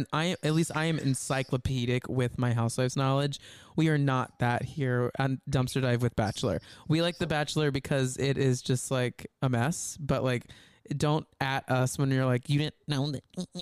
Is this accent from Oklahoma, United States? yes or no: no; Texas, United States; growing up in Texas